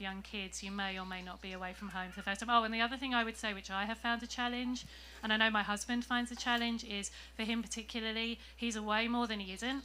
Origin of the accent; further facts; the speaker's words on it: England, United Kingdom; now in San Diego, United States; I'm from England